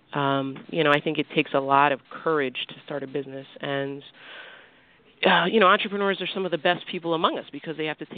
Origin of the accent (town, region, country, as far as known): Navajo Indian Reservation in New Mexico, United States; born or raised there; moved away as an adult; also born or lived in Detroit, Michigan / New Jersey; now in New York, United States